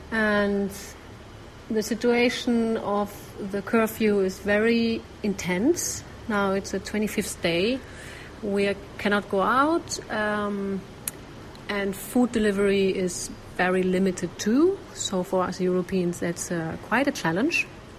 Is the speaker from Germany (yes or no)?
yes; Germany; moved away as an adult; also born or lived in Andalusia, Spain; now in Sri Lanka; I'm from Germany originally, normally living in Spain the last years in Andalusia, but moved to Sri Lanka in the end of February. We're staying in the north, very remote